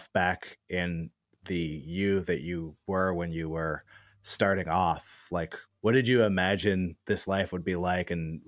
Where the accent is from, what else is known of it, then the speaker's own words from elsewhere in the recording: Berkeley, California, United States; I'm from Berkeley